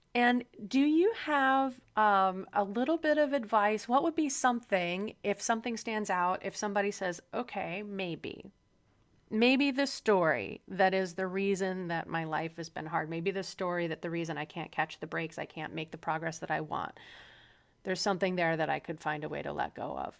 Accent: Midwest, United States; moved away; also born or lived in Chicago; I, um, am from the Midwest, and I spent some time in Chicago before I left the heartland

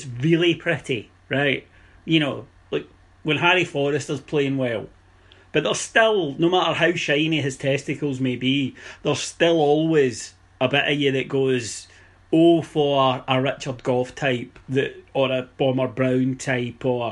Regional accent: Scotland, United Kingdom; growing up in Scotland

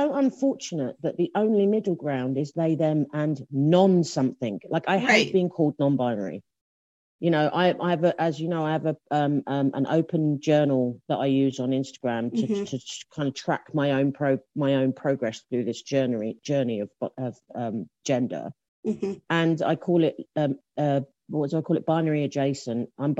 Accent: England, United Kingdom; I'm English, if you can't tell.

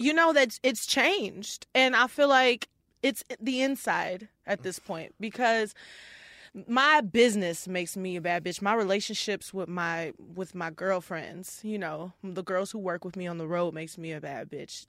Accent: Houston, Texas, United States; moved away as an adult; also born or lived in Detroit; now in Minneapolis, United States; Born in Detroit, and then when I was ten years old, I moved to Houston

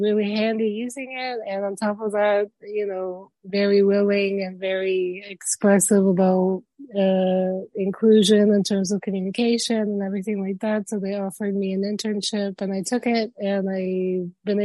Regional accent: Florida, United States; also born or lived in Cuba; I am a Florida dweller. I'm originally from Cuba. I was born there, and then me and my parents migrated when I was about 1 and 4 months.

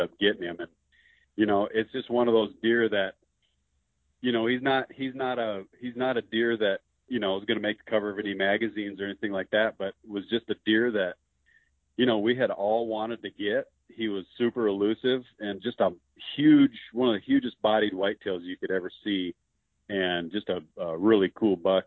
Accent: Spearfish, South Dakota, United States; also born or lived in Alaska / Sundance, Wyoming; around my hometown of Spearfish, South Dakota

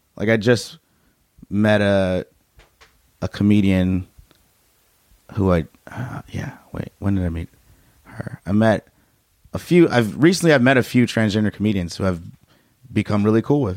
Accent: Chicago, Illinois, United States; moved away; I grew up in Chicago

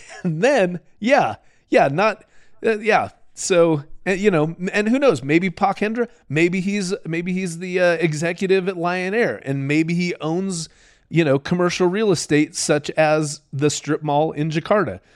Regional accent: Utah, United States; I'm this punk from Utah

